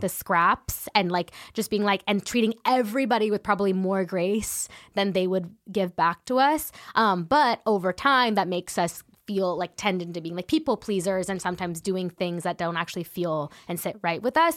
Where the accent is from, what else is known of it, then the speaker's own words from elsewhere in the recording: San Ramon, California, United States; also born or lived in Danville, California; I grew up in San Ramon, California